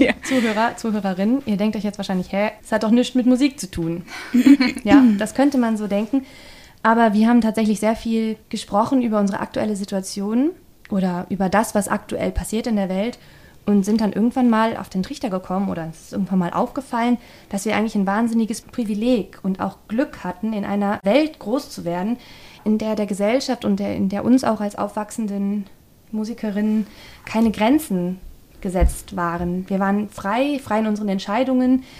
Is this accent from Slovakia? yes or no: no; the West, West Germany, Germany; Ich bilde den westlichen Gegenpol hier